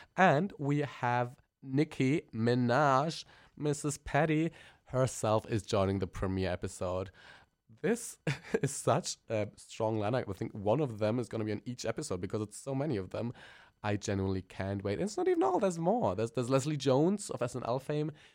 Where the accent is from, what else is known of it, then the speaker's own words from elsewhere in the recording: Germany; accent: German; English is a second language; I'm a German queen. We can tell my accent is really kicking